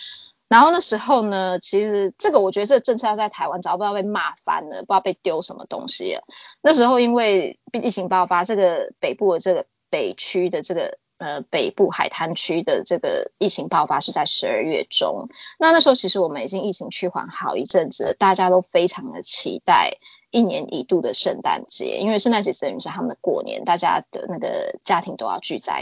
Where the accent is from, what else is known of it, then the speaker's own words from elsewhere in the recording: Australia; 那澳洲还有一个麻烦，就是我们澳洲人是没有身份证的。